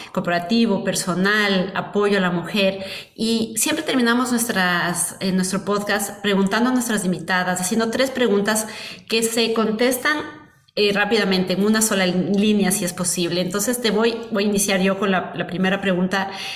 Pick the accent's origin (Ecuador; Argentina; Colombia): Ecuador; moved away as an adult; me fui del Ecuador hace 16 años